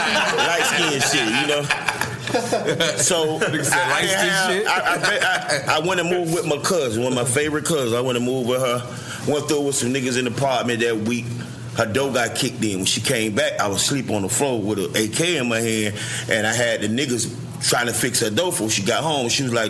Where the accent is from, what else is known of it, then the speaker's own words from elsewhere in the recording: Miami, Florida, United States; now in Miramar, United States; I grew up in the Poker Bean Project.